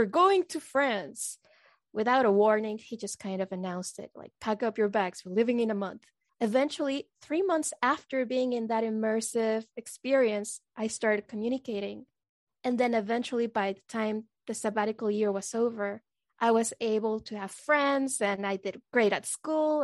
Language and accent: English; Mexico; first language Spanish; English is a second language; moved away as an adult; now in United States; I grew up in Mexico, so Spanish is my native language.